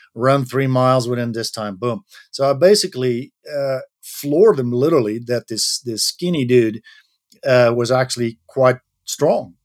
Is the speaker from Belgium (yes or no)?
yes; Belgium; moved away as an adult; my home country, which is Belgium.